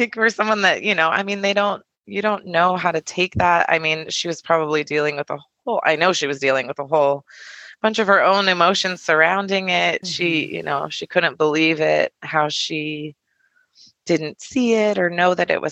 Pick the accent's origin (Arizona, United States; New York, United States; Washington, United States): Arizona, United States; Tucson; I ended up moving back to Tucson